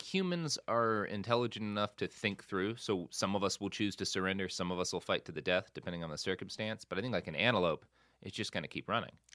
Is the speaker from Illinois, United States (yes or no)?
no; Plano, Texas, United States; also born or lived in Oklahoma; now in Los Angeles, United States; I grew up so much in Plano